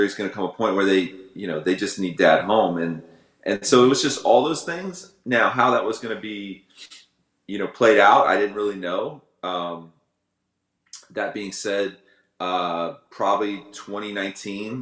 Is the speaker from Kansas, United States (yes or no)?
no; Tampa, Florida, United States; now in Cape Coral, United States; I'm live in Cape Coral, but I come from Ybor City. Yeah, that's the 813